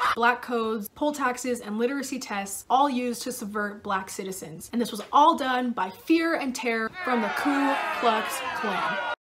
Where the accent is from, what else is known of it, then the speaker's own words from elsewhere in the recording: San Diego, California, United States; moved away as an adult; also born or lived in Idaho; I was born and raised in San Diego in a very liberal town